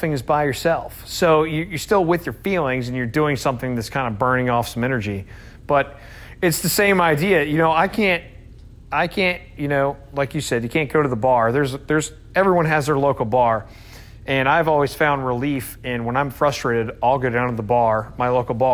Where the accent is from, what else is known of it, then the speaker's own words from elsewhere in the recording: Scotland, United Kingdom; I'm Scottish